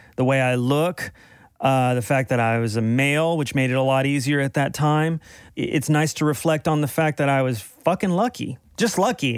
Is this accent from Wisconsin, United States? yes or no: no; Dallas, Texas, United States; moved away; I'm from Dallas originally